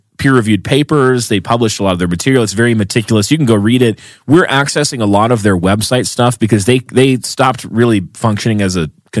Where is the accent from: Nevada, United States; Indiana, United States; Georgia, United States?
Georgia, United States; Atlanta; now in Utah, United States; my hometown, Atlanta